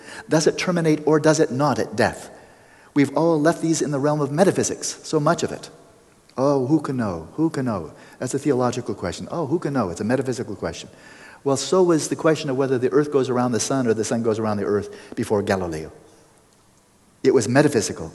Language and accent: English; Pasadena, California, United States; my hometown, Pasadena